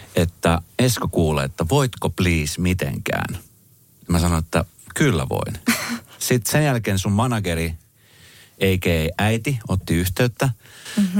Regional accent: Colombia; now in Finland; Mä oon siis itse Kolumbiasta kotoisin

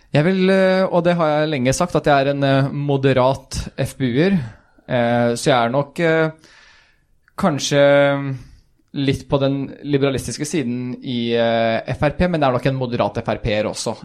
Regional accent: Sarpsborg, Viken, Norway; also born or lived in Sweden; jeg er født i Sverige, men flytta til Norge ganske tidlig og har gått hele skoleløpet fra første klasse på barneskolen i, i Norge. Flytta vel da jeg var eh, fem år

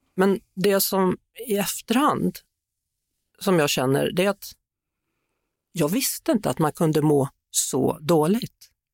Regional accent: Skövde, Västra Götaland, Sweden; Jag kommer från Skövde och där skulle man ha dobberjeans med indianer

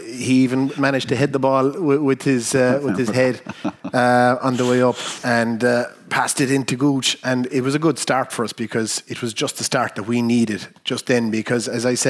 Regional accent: Ventry, County Kerry, Ireland; it's different from where we are down in Kerry, because obviously I'm from Ventry, and the people that you meet.

